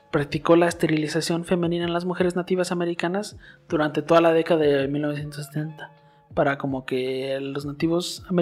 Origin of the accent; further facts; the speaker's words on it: Mexico; mexicanos, neta, nosotros estamos en todas partes